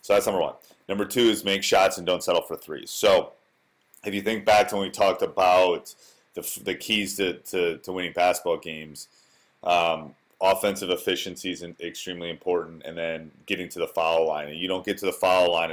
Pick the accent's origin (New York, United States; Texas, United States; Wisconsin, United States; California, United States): Wisconsin, United States; I grew up in Wisconsin. I went away for school, but then came back.